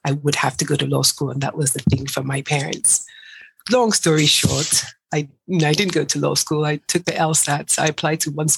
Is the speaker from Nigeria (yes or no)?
yes; Nigeria; I'm Nigerian